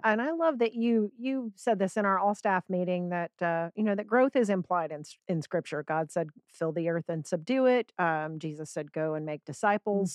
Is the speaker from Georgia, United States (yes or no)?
yes; Georgia, United States; we're both from Georgia